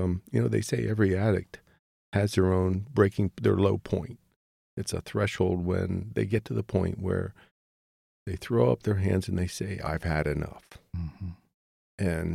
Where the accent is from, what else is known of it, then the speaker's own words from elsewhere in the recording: Pennsylvania, United States; moved away as an adult; So I go back home to my hometown in Pennsylvania